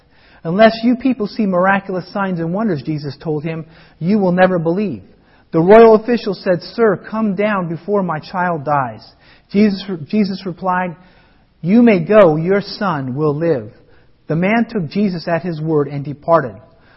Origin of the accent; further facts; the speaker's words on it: Colorado, United States; as I grew up in Colorado